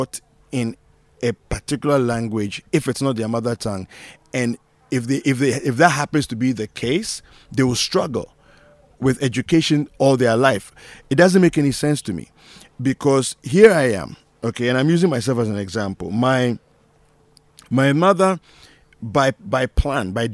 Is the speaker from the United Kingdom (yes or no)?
no; Malawi; growing up in Malawi, maybe 90% of the time I was speaking English